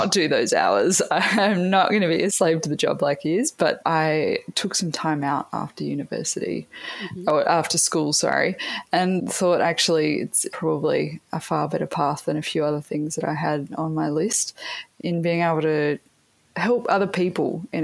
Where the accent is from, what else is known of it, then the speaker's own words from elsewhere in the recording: Cairns, Queensland, Australia; also born or lived in Adelaide / the Pacific; I actually grew up mostly in Cairns, but a bit in Adelaide and a bit in the Pacific.